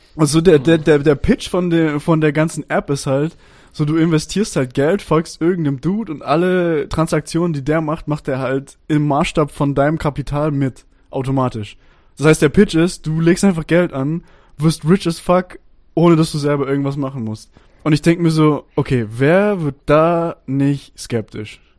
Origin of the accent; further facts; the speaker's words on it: Stuttgart, Baden-Württemberg, Germany; moved away as an adult; now in Austria; ich bin Schwabe, so, ich bin in Stuttgart geboren und in Baden-Württemberg aufgewachsen, Großteil meines Lebens.